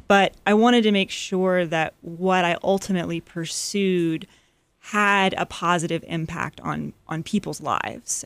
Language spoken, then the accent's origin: English; Atlanta, Georgia, United States; also born or lived in North Carolina; After I moved back to Atlanta, so I'm from Atlanta, and when I moved home after college